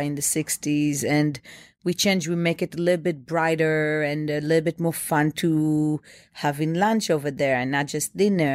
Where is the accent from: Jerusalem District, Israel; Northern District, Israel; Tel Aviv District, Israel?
Tel Aviv District, Israel; Bnei Brak; now in New York, United States; I grew up in Bnei Brak. It's a tiny town, a small town next to Tel Aviv.